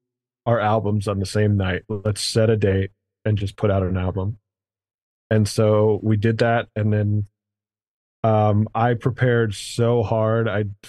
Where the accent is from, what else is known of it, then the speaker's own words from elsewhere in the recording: Louisiana, United States; It's like when someone's like, what's it like growing up in Louisiana? You're like, I don't know. I didn't grow up anywhere else.